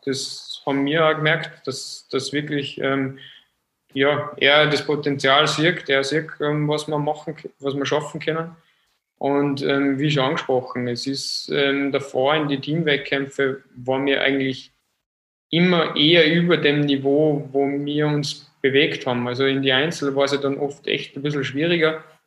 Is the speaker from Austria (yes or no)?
yes; Austria; als Österreicher